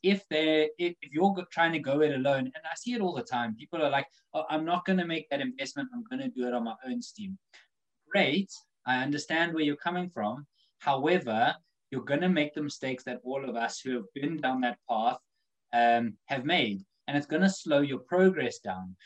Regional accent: South Africa; now in United Kingdom; growing up in Africa, that wasn't the thing. But since coming to the UK

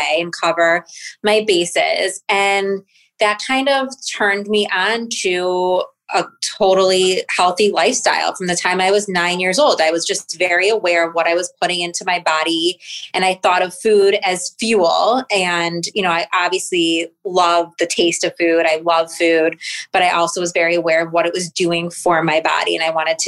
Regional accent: Highland Park, Illinois, United States; I grew up in Highland Park

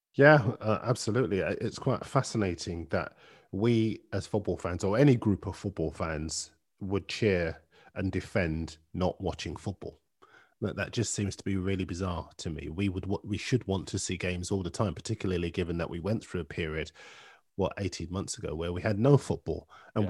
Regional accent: Bootle, North West England, United Kingdom; I was born in Bootle

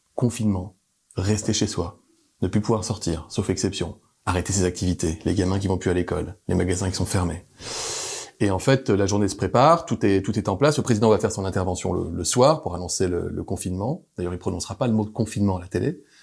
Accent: Grenoble, Auvergne-Rhône-Alpes, France; quand je rentre le week-end chez moi à Grenoble, que je vais voir les copains, que j'ai gardé depuis le lycée

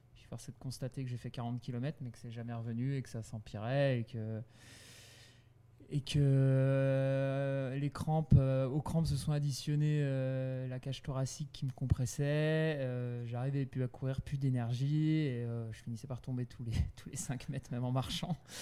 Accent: Brittany, France; chez moi en Bretagne

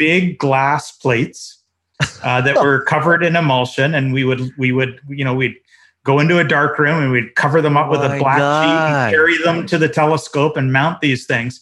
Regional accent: Toronto, Ontario, Canada; moved away as an adult; now in Philippines; I grew up in Toronto

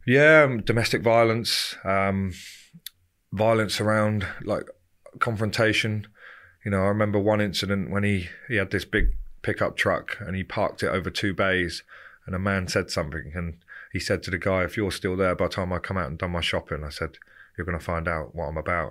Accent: Romsey, South East England, United Kingdom; I grew up in Southampton, a little place called Romsey

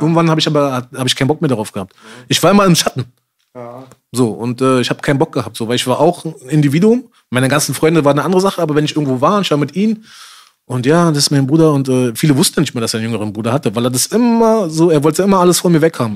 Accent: Berlin, Germany; also born or lived in Spandau, Berlin; wo ich 14 geworden bin, sind wir ähm, rausgezogen aus Charlottenburg, sind nach Spandau gezogen, nach Haselhorst

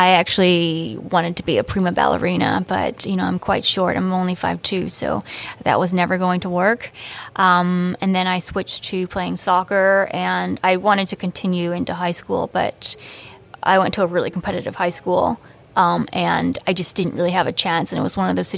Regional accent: Maryland, United States; moved away as an adult; also born or lived in Hawaii / Cleveland; now in New York, United States; I moved from Hawaii to Maryland. I grew up in Maryland.

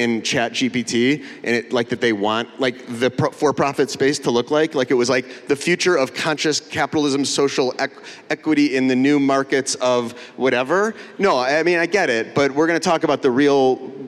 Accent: Highland Park, Illinois, United States; I'm from Chicago area, Highland Park, Illinois

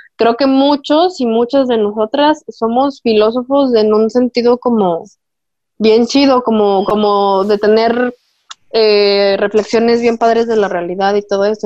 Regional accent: Puebla, Mexico; yo soy de Puebla

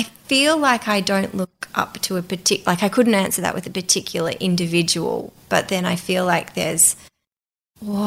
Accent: Melbourne, Victoria, Australia; I'm from Melbourne

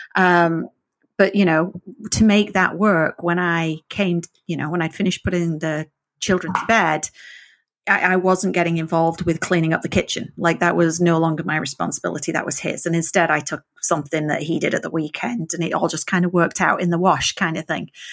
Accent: the north of England, United Kingdom; first language English; moved away; I learned English in the north of England and we're not known for our um, exact pronunciation

